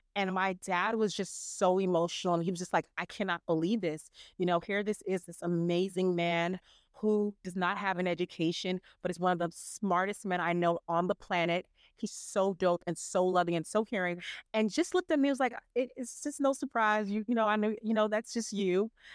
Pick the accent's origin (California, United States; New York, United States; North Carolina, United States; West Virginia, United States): New York, United States; New York City; born and raised in New York City, and I come from amazing Caribbean parents.